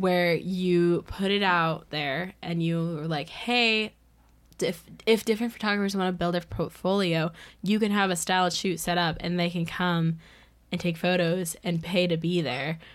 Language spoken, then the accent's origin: English; United States; I was from the United States